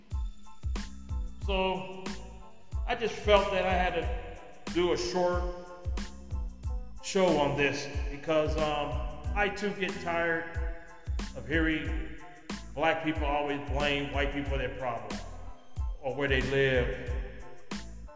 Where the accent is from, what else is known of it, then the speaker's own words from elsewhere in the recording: California, United States; moved away; California, right now my home state.